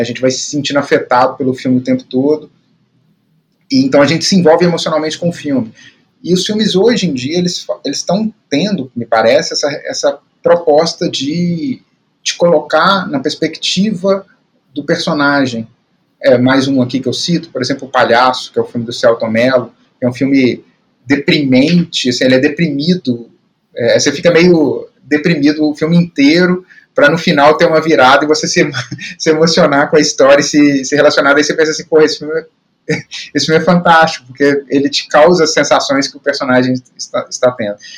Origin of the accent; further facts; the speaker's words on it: Belo Horizonte, Minas Gerais, Brazil; eu cresci em Belo Horizonte